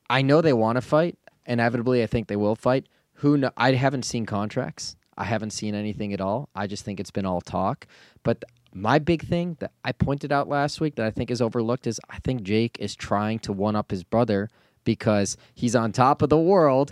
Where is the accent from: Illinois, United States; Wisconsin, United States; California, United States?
Illinois, United States; Chicago; Growing up in the Chicagoland area, big, big influence from Harry Carey